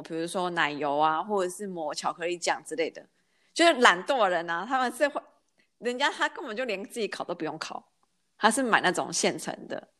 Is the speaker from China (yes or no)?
no; Taiwan; now in Germany; 在台湾我们是可以提前过